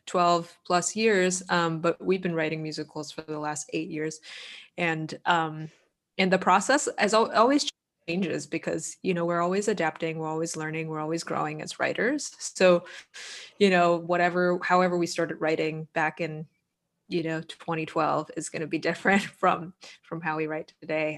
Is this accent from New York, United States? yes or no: no; Boston, Massachusetts, United States; I'm from Boston